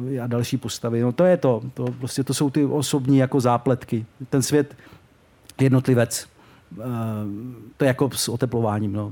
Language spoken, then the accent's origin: Czech; Czechia; naš Česká republika